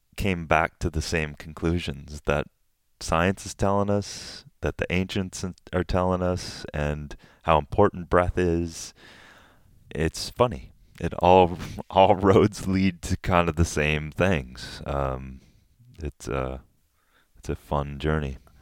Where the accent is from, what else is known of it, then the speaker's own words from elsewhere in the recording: Minnesota, United States; moved away; I'm from middle America. I'm from Minnesota. I, my father was an agricultural professor at the University of Minnesota.